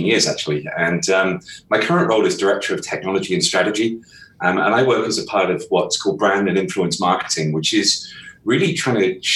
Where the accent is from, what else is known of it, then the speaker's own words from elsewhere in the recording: southwest of the UK, South West England, United Kingdom; I'm from the southwest of the UK.